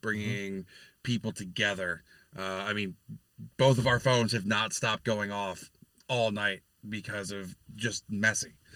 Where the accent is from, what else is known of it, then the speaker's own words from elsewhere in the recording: New York, United States; now in Pennsylvania, United States; my home state of New York